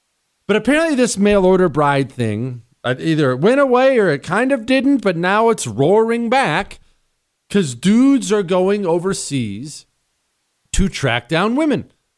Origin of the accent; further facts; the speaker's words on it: United States; I am an American to the core.